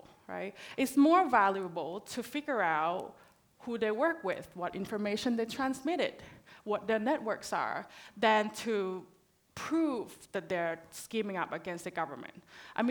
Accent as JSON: {"language": "English", "country": "Thailand", "moved": "yes", "lives_now": "Australia", "said": "I'm originally from Thailand"}